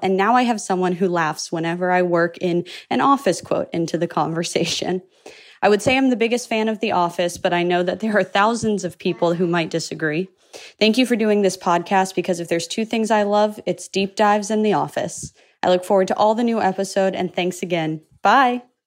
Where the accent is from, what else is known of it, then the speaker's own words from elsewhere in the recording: Orlando, Florida, United States; I'm from Orlando, Florida.